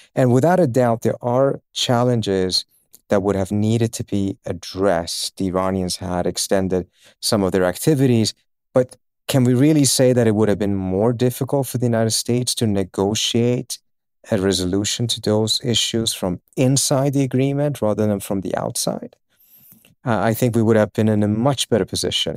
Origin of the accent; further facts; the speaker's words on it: Uppsala, Uppsala County, Sweden; also born or lived in Iran; I was born in Iran, uh, and my family, we moved, uh, against our will, uh, at, uh, end of nineteen seventy-eight to Sweden